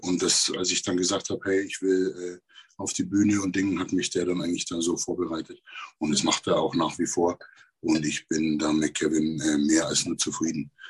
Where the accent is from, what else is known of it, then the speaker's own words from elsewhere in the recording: Neumarkt in der Oberpfalz, Bavaria, Germany; ich bin aus Neumarkt in der Oberpfalz